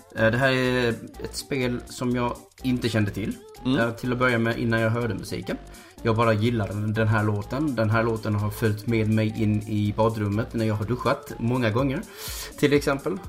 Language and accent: Swedish; Malmö, Skåne, Sweden; Där jag kommer ifrån i Malmö så hade vi ganska nära bakom våra skola